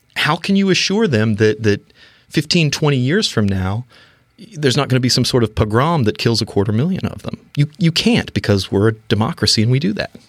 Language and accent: English; North Carolina, United States; growing up in North Carolina